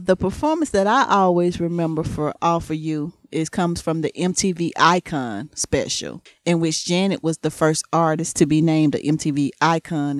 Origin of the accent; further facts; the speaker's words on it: the South, United States; accent: country; I'm from the South